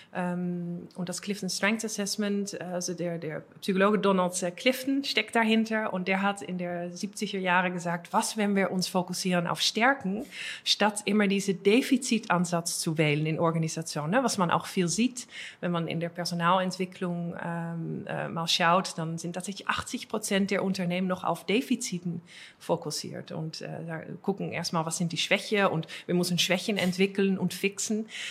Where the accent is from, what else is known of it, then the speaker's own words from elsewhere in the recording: Netherlands; accent: Dutch; German is a second language; moved away as an adult; now in Germany; holländisches Akzent. Also ich, bin, ich, bin, Holländerin